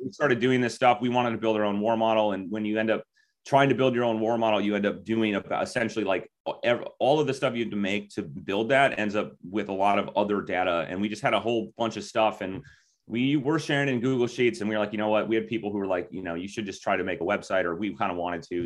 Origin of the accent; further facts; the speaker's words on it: Minnesota, United States; I grew up, I mean, spent almost all of my life in Minnesota